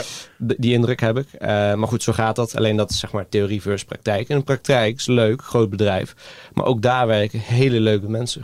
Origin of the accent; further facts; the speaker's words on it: Greece; now in Netherlands; ik ben gewoon opgegroeid in het Griekenland